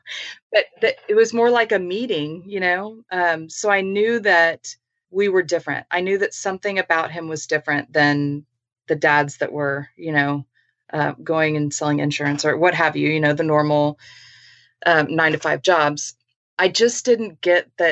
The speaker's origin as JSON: {"language": "English", "town": "San Antonio", "region": "Texas", "country": "United States", "tie": "born or raised there", "said": "I was born and raised in San Antonio"}